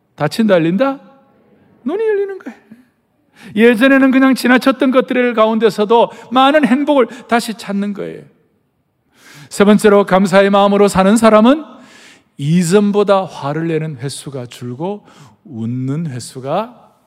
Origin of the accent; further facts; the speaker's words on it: South Korea; 우리 한국 사람들